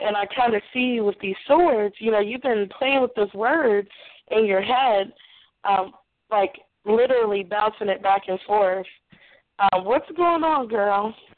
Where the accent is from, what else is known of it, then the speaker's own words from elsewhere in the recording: Nashville, Tennessee, United States; I'm from Nashville